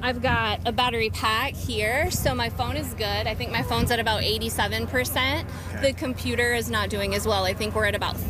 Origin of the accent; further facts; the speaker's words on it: Somerville, Ohio, United States; I'm from Somerville, Ohio.